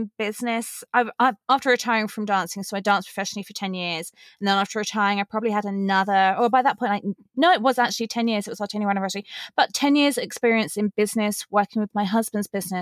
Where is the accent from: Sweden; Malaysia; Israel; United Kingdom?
United Kingdom; England; accent: English; also born or lived in Los Angeles, United States; now in Las Vegas, United States; I'm originally from England, hence the accent. And I live in Las Vegas, Nevada with my husband